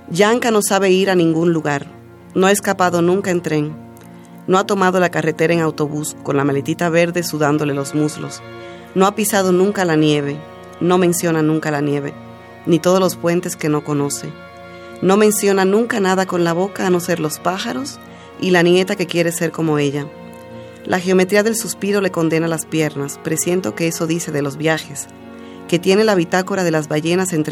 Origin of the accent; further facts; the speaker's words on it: Dominican Republic; accent: Dominican; now in Mexico; Sí, todavía tengo un poco de acento dominicano, aunque ya siempre me dicen que ya lo he perdido bastante pero es como si estuviera en un limbo, porque entonces cuando voy a mi país me dicen, ay, hablas como mexicana.